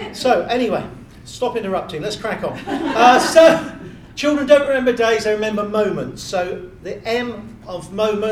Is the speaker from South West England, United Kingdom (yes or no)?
yes; Bournemouth, South West England, United Kingdom; moved away; also born or lived in Littlehampton, Sussex; I'm from Bournemouth originally. I moved to Littlehampton in Sussex